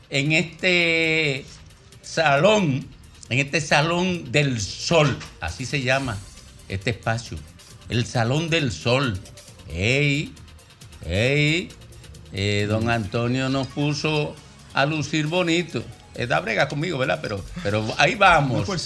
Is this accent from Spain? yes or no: no; Miches, El Seibo, Dominican Republic; moved away; Nací en Miche